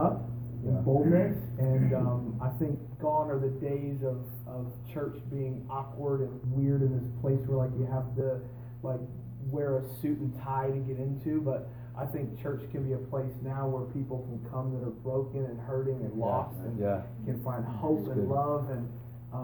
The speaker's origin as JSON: {"language": "English", "region": "Iowa", "country": "United States", "tie": "born or raised there", "moved": "as an adult", "lives_now": "Hillsboro, United States", "said": "I'm originally from Iowa, and I was born and raised there. Lived there for about 21 years until I moved out here."}